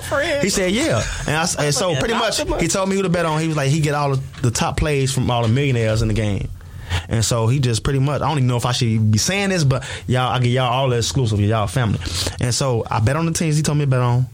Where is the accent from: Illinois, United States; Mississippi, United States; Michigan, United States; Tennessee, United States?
Illinois, United States; Chicago; I'm from Chicago